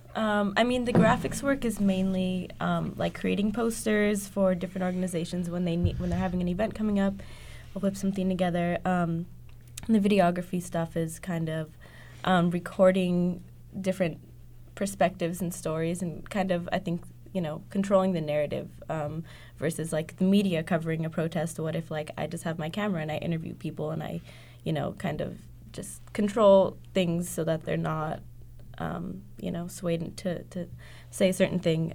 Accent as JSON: {"language": "English", "town": "Los Angeles", "region": "California", "country": "United States", "moved": "yes", "said": "I'm originally from East LA, and my neighborhood is being gentrified currently"}